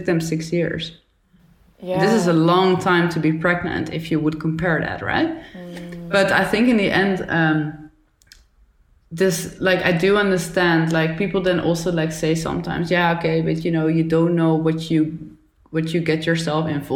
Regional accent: Netherlands; also born or lived in Brazil; when I grew up in the Netherlands

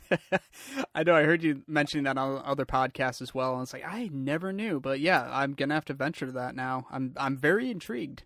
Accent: Lansing, Michigan, United States; being a, a Michigander myself, I grew up in Lansing

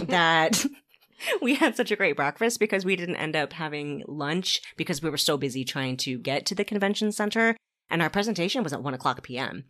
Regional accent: Arizona, United States; I'm from the American Southwest out in Arizona

